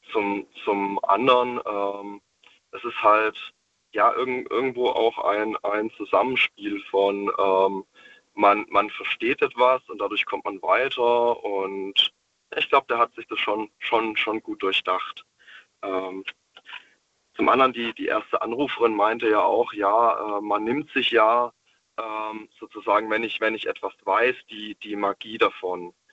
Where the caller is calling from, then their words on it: Stuttgart, Baden-Württemberg, Germany; Und zwar, ich komme aus dem Großraum Stuttgart.